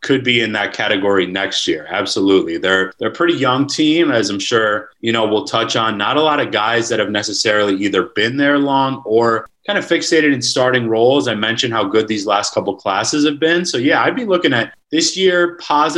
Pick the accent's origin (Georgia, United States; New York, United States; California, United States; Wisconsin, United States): Wisconsin, United States; now in Iowa, United States; I'm actually from Wisconsin.